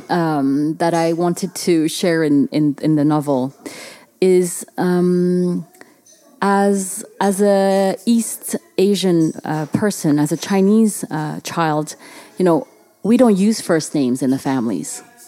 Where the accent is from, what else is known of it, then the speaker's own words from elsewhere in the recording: Paris, Île-de-France, France; when I grew up in France